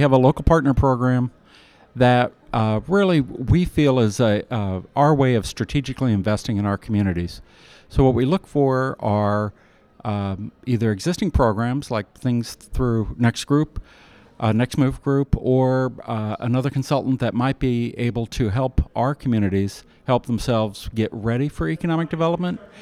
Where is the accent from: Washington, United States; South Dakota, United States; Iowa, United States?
Iowa, United States; now in Kansas City, United States; I'm from Iowa